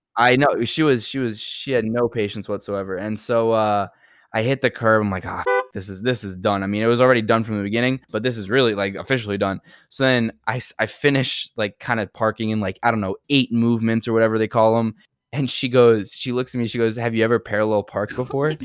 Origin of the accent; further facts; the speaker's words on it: New York City, New York, United States; I'm from New York